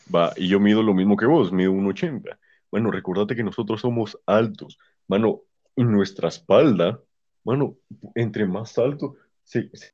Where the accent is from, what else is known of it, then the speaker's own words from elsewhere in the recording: Guatemala; aquí en Guatemala